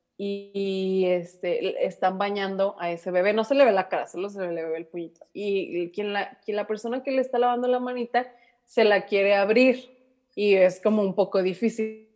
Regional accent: Mexico; como mexicanas, hijas de mexicanas, nietas de mexicanos

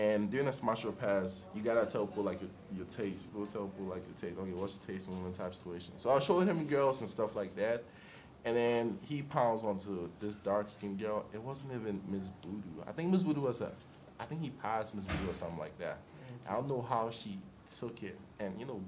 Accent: Ghana; also born or lived in Osu, Accra; I'm Ghanaian

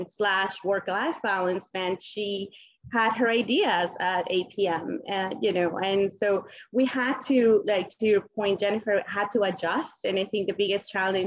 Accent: Colombia; English is a second language; moved away; I'm originally from Colombia

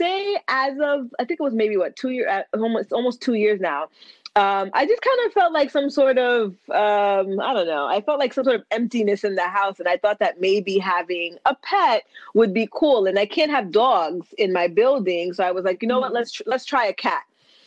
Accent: United States; now in New York City, United States; I'm Haitian American. I was born in the United States. I am an attorney here in New York City.

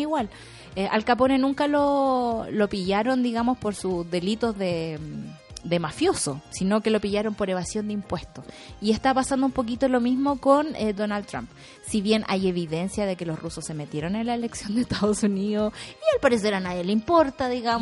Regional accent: Chile; como pueblo chileno

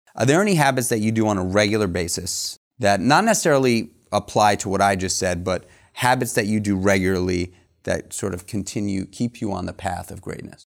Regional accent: New York, United States; everybody I, that I grew up with in New York

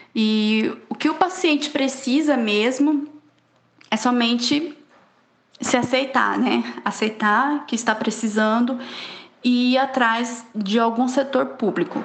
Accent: Poconé, Mato Grosso, Brazil; tenho 29 anos, sou natural de Poconé

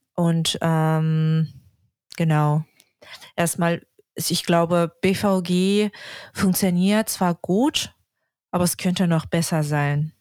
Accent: Yakutsk, Sakha Republic, Russia; German is a second language; moved away as an adult; also born or lived in Saint Petersburg / Hamburg; now in Berlin, Germany; Ich komme aus Jakutsk, aus Russland.

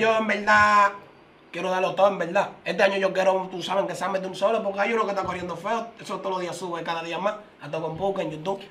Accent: Villa Faro, Distrito Nacional, Dominican Republic; also born or lived in Herrera; yo soy de Villafaro, pero como quien dice Herrera, viene siendo mi otro bloque

